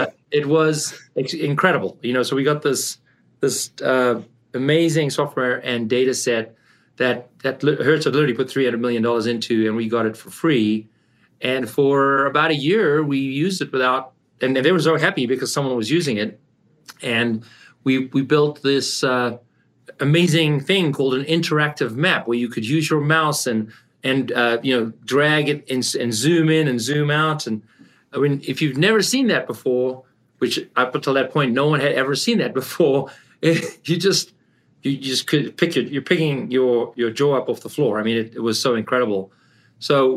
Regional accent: South Africa; moved away as an adult; also born or lived in Canada / California; I grew up in South Africa and I came to Canada to study

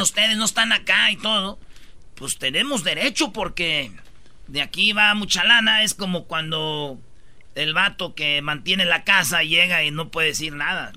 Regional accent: Mexico; somos los papás mexicanos

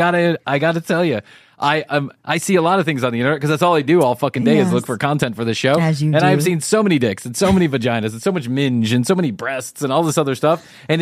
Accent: United States; now in United Kingdom; I'm American

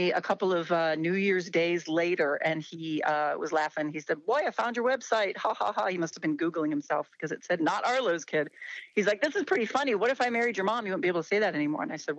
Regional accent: Des Moines, Iowa, United States; also born or lived in Sydney, Australia; now in Ohio, United States; I ended up in Ohio. I grew up in Des Moines, Iowa, when I was young, I traveled the world with my family.

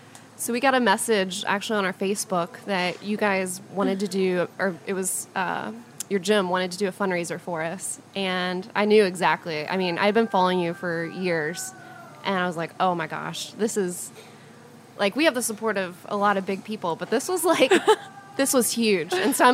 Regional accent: West Virginia, United States; I'm from West Virginia

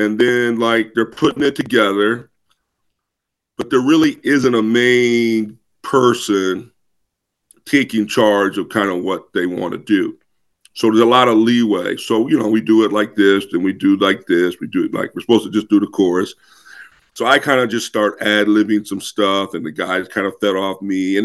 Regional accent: Midwest, United States; moved away; also born or lived in Boston / Toronto; I'm from the Midwest

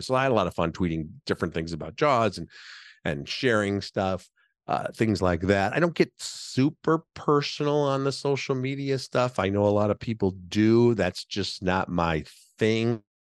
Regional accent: Chicago, Illinois, United States; I'm podcasting to you here from Chicago, my hometown.

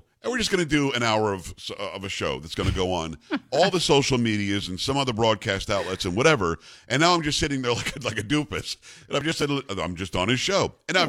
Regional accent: New York, United States; I'm from New York.

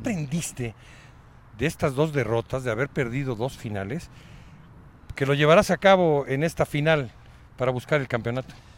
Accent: Mexico; todos los mexicanos

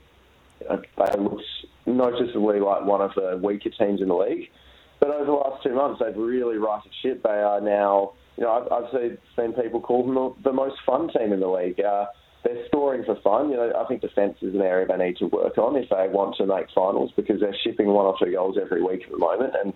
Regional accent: Perth, Western Australia, Australia; when I was growing up in Perth

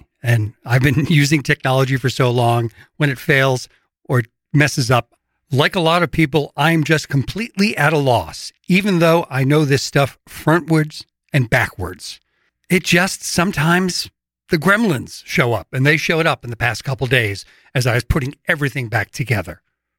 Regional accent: Worcester, Massachusetts, United States; I grew up in Worcester, Massachusetts in a three-decker. I didn't grow up in a sailing or a yachting family.

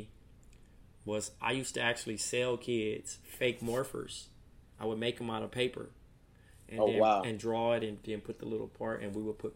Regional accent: Compton, California, United States; Growing up in Compton

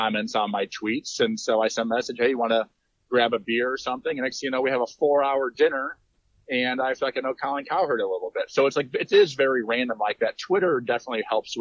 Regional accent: Eastern Iowa, United States; moved away as an adult; now in Omaha, United States; I'm from Eastern Iowa, went to Iowa State

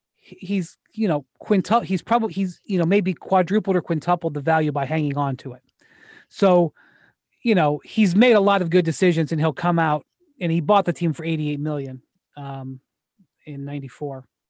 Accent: Cleveland, Ohio, United States; now in Omaha, United States; I'm from Cleveland

